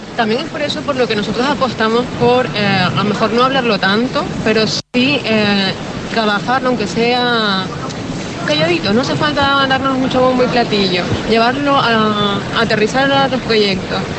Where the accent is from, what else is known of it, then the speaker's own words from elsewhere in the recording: Canary Islands, Spain; nosotros tenemos como Canarias, destino turístico que somos potentes